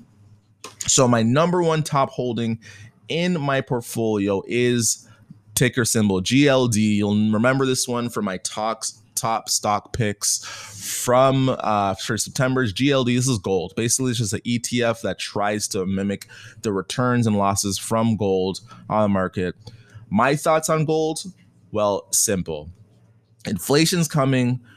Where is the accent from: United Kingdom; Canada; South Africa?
Canada; I'm Canadian